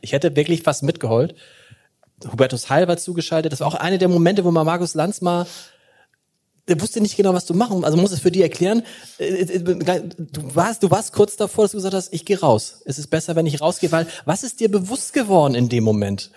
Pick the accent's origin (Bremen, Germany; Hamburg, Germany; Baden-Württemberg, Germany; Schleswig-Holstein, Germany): Hamburg, Germany; ich bin gebürtiger Hamburger